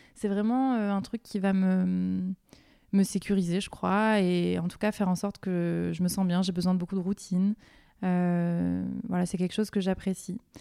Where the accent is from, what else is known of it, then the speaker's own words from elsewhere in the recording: Marseille, Provence-Alpes-Côte d'Azur, France; J'ai grandi à Marseille et j'en suis très fière